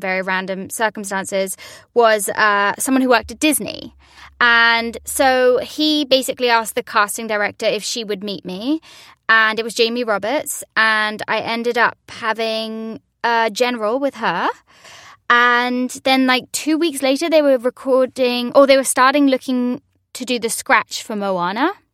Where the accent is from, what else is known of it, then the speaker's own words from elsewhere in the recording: London, United Kingdom; also born or lived in New York; now in Los Angeles, United States; I'm from London